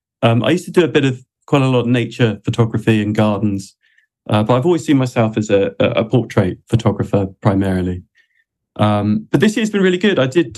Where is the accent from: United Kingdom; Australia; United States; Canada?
United Kingdom; England; born there; I'm not Welsh. I was born in England. My granddad was Welsh